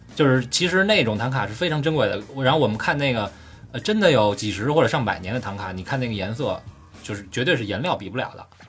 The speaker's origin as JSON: {"language": "Chinese", "country": "China", "said": "我们从中国来"}